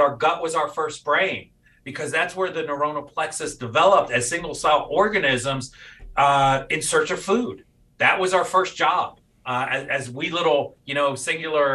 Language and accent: English; New York City, New York, United States; I'm a native New York City boy and grew up around there